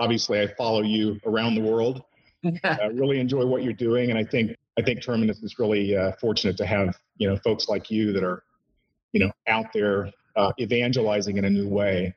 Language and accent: English; Indiana, United States; and then came back to my home state, Indiana.